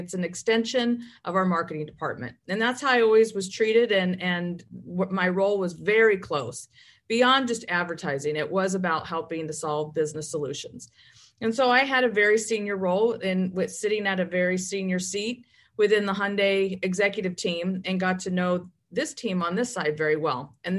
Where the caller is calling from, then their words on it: Fountain Valley, California, United States; I'm calling in from Southern California, Fountain Valley, California, which I am in our corporate headquarters today.